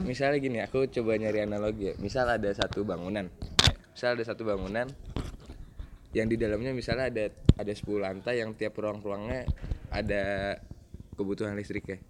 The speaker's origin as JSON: {"language": "Indonesian", "town": "Bekasi", "region": "West Java", "country": "Indonesia", "said": "saya asal dari Bekasi"}